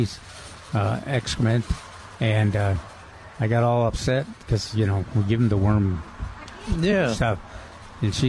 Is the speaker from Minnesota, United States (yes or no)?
yes; Minnesota, United States; moved away; I'm from Minnesota